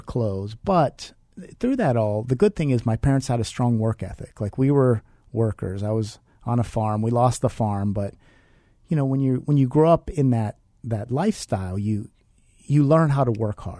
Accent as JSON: {"language": "English", "country": "United States", "tie": "born or raised there", "also_born_or_lived": "Milwaukee, Wisconsin", "moved": "yes", "lives_now": "Phoenix, United States", "said": "she moved out to where we lived in Pennsylvania, West Virginia, Ohio. Small town, we were poor"}